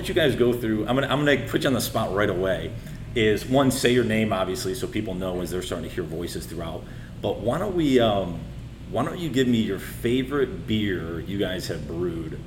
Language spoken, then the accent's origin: English; Raleigh, North Carolina, United States; my hometown of Raleigh, North Carolina